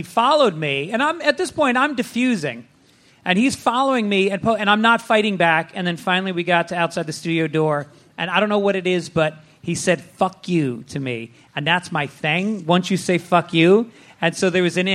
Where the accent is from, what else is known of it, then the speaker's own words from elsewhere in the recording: New York, United States; I'm from New York.